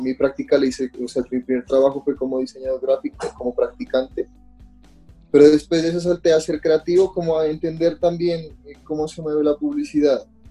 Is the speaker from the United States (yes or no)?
no; Pasto, Nariño, Colombia; now in Bogotá, Colombia; mi ciudad natal, digámoslo así, de, Pasto